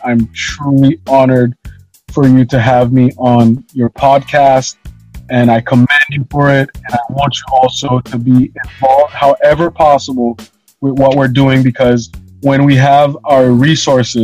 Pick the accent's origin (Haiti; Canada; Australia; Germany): Haiti; moved away; also born or lived in Florida; growing up in Haiti